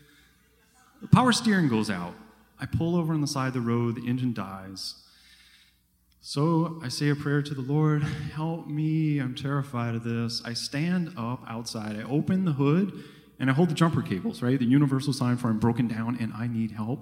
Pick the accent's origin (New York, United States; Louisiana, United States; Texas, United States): Louisiana, United States; Thibodaux; now in New Jersey, United States; I live up in New Jersey. I grew up in Thibodaux.